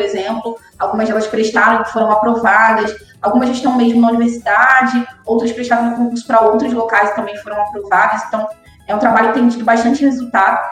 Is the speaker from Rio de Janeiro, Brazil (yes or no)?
yes; São Gonçalo, Rio de Janeiro, Brazil; sou cria de São Gonçalo, né, moradora aqui, mas aqui nasci e, e sou daqui